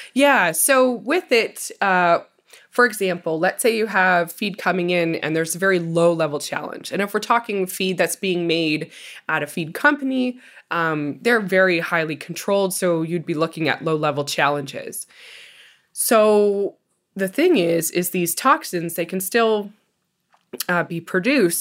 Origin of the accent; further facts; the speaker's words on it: Ontario, Canada; my hometown in Ontario